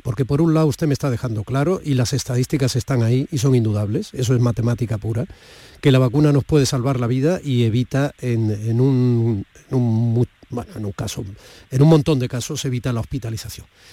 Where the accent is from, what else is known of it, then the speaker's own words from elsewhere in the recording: Andalusia, Spain; los andaluces